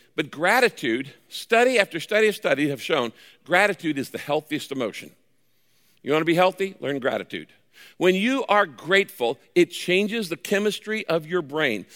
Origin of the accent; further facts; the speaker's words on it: Northern California, United States; I grew up in Northern California in the wine country.